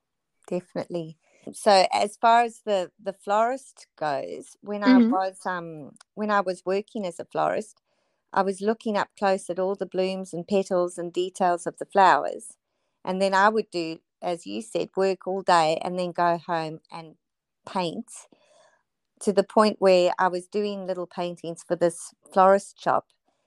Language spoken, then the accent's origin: English; South Africa; now in Noosa, Australia; we moved from South Africa just due to really bad unrest and horrible circumstances. So I moved straight to Noosa, where we had family living here.